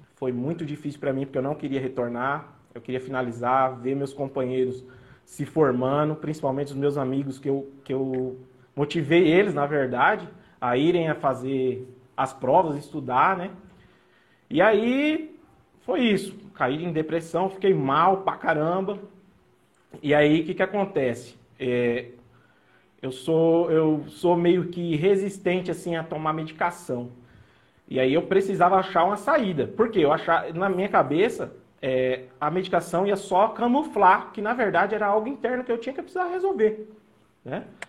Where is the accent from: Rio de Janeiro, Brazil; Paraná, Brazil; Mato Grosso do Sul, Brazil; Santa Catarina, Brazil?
Mato Grosso do Sul, Brazil; also born or lived in São Paulo; eu, em torno de 10 anos, eu vim para o MS.